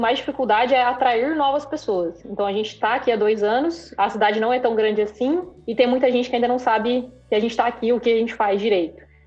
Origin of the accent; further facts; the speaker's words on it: Maringá, Paraná, Brazil; Sou do interior do Paraná, cidade chamada Maringá